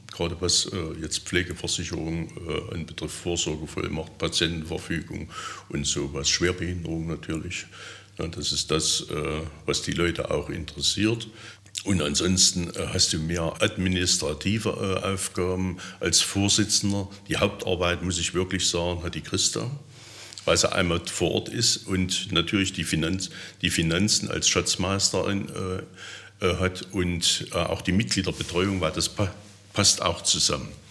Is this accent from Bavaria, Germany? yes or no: no; Erfurt, Thuringia, Germany; moved away as an adult; also born or lived in Saxony-Anhalt / Milzau; now in Teuchern, Germany; bin ich dann von Thüringen dann hierher gezogen vom Gedanken her bin ich immer, eine, immer, immer Thüringer. Es wird auch so bleiben. Ich werde immer eine Erfurter Puffbohne bleiben